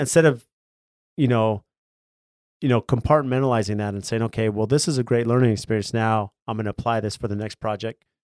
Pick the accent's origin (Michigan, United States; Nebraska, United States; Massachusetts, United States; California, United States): California, United States; San Diego; I grew up in California, in San Diego